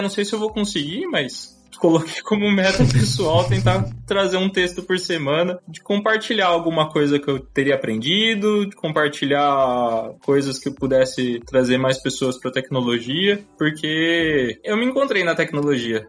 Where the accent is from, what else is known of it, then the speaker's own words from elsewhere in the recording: Campinas, São Paulo, Brazil; eu sou de Campinas, eu tenho 27 anos. Nasci em São Paulo, na realidade, mas moro em Campinas, aqui, região, desde muito pequeno